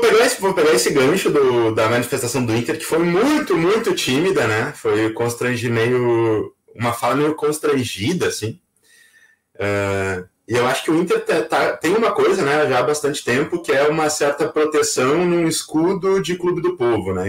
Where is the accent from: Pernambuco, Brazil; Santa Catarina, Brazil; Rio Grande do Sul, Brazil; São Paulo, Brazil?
Rio Grande do Sul, Brazil; Pelotas; also born or lived in Porto Alegre; eu nasci em Pelotas